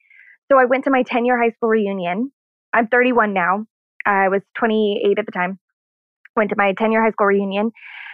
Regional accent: Missouri, United States; moved away as an adult; also born or lived in Orlando; I was born and raised in Missouri

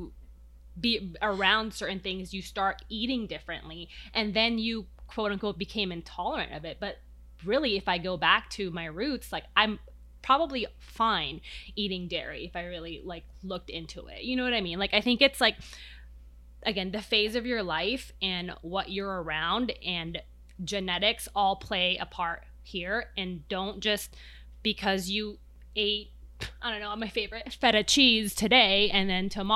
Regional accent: Philippines; now in United States; growing up in the Philippines

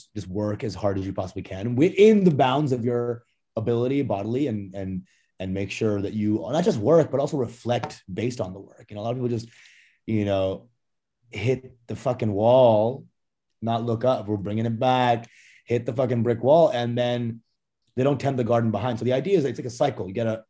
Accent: Canada; born there; and I was born in Canada on a farm.

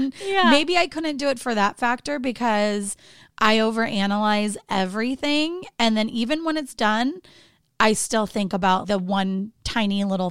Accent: Orange County, California, United States; moved away; my hometown, Orange County.

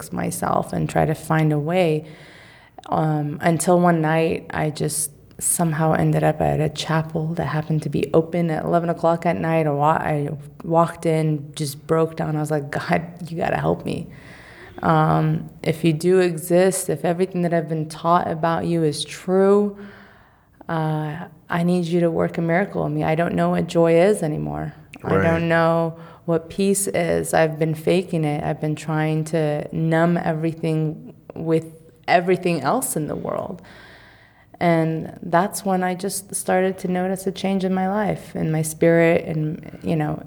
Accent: California, United States; being a Californian

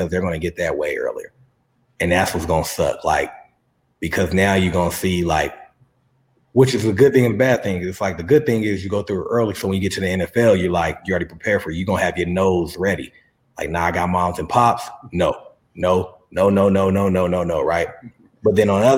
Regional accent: San Diego, California, United States; also born or lived in La Mesa, California; I'm from San Diego

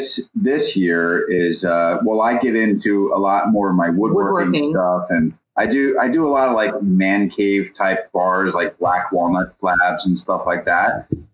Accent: Oakland, New Jersey, United States; moved away; I'm from Oakland, New Jersey, which is why I go to the Jersey Shore all the time.

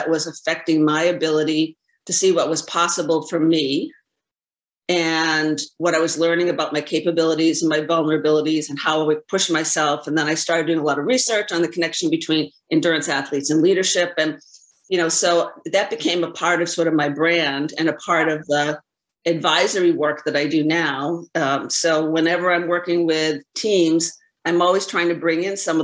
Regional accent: Boston, Massachusetts, United States; moved away as an adult; now in California, United States; I'm from Boston.

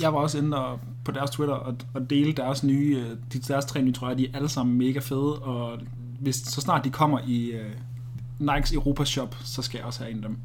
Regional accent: Denmark

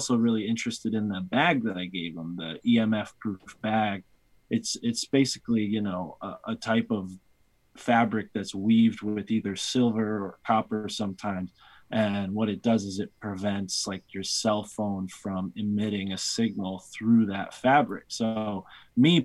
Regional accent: East Coast, United States; accent: East Coast; my East Coast accent

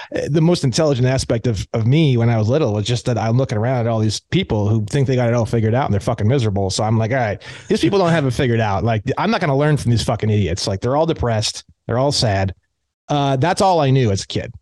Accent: Indiana, United States; now in California, United States; I grew up in Indiana

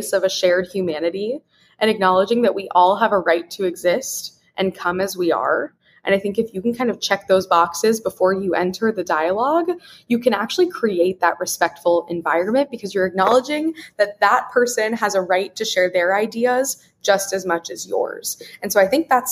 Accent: Wichita, Kansas, United States; growing up in Wichita, Kansas, I was in a fairly homogeneous community

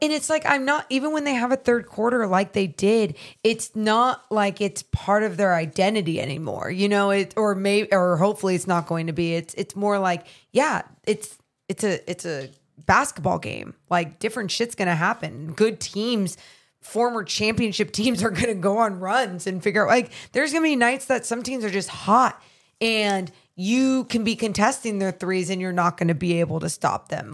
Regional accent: Sacramento, California, United States; my hometown team

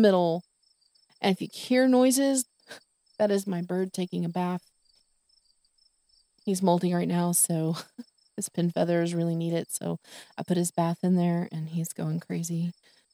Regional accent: Texas, United States; I'm from Texas

